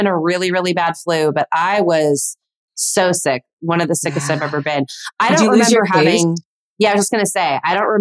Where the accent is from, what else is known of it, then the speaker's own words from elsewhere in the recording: Burbank, California, United States; Born and raised Burbank